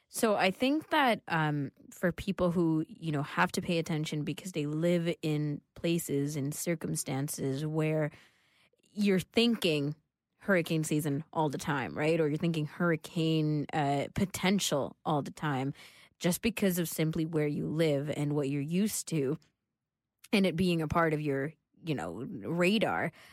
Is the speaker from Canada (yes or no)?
yes; Canada; we're Canadian